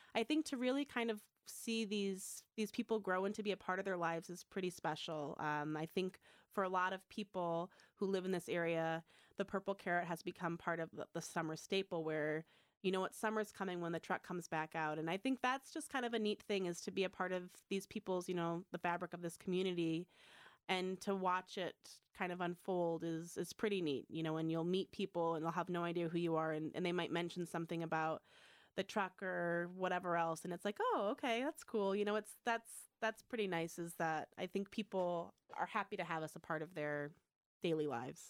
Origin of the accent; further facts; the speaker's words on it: Michigan, United States; moved away as an adult; I grew up in Michigan.